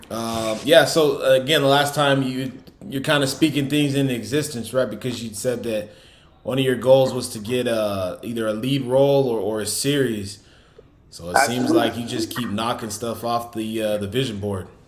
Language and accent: English; New York City, New York, United States; I know I'm from New York City, but I'm